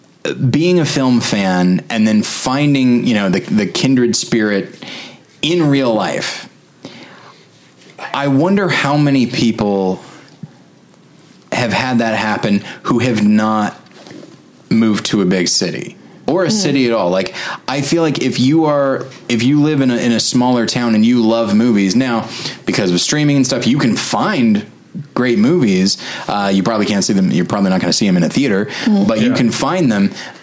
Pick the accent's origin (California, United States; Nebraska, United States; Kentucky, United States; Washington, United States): California, United States; Taft; moved away; I'm actually from California originally.